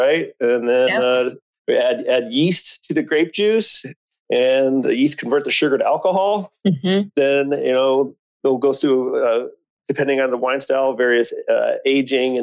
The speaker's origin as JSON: {"language": "English", "region": "Iowa", "country": "United States", "tie": "born or raised there", "also_born_or_lived": "California", "said": "growing up in Iowa, moving out to California was a pretty big draw for me."}